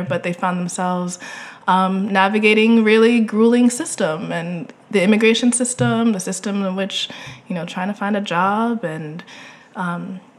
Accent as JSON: {"language": "English", "town": "Phoenix", "region": "Arizona", "country": "United States", "tie": "born or raised there", "said": "I grew up in Phoenix, Arizona"}